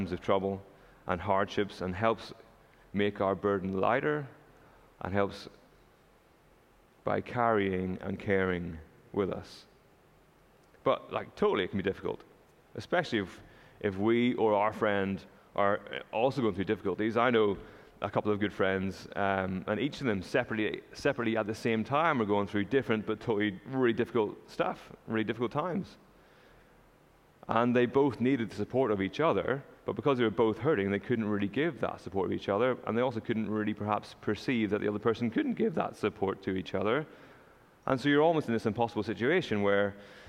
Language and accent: English; Northern Ireland, United Kingdom; now in Canada; I'm not from Canada, you might have figured that out already. I'm from Northern Ireland